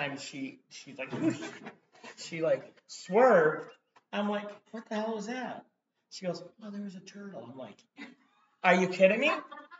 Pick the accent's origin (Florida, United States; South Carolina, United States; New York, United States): New York, United States; Buffalo; moved away; I'm from Buffalo, New York.